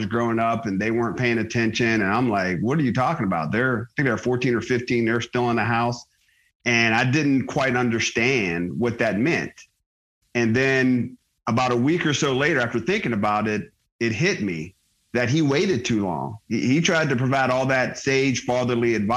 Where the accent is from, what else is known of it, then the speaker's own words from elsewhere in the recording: Johnstown, Pennsylvania, United States; moved away as an adult; also born or lived in Pittsburgh, Pennsylvania / Georgia / Germany; I'm a Pennsylvania kid. I was born in Pittsburgh, grew up outside of a town called Johnstown